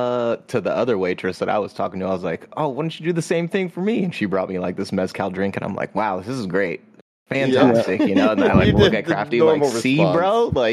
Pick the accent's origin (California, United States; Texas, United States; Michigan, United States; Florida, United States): California, United States; Northern; well, I'm from Northern California